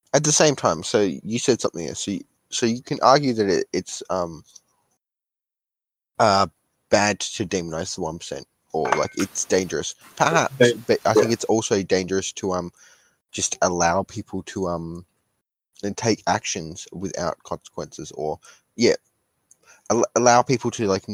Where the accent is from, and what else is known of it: Australia